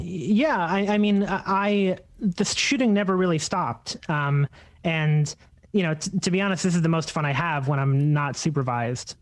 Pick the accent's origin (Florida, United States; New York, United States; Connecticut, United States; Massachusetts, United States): New York, United States; Long Island; I grew up mostly in Long Island